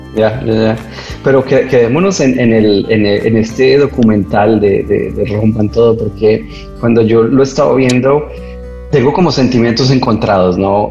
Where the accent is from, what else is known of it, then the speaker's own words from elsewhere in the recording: Colombia; así lo llamamos los colombianos